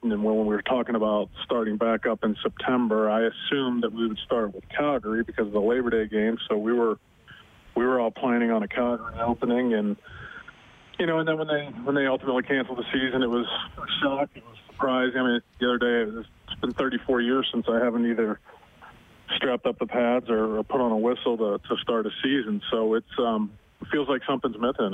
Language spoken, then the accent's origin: English; Butler, Pennsylvania, United States; moved away; It's a great place to grow up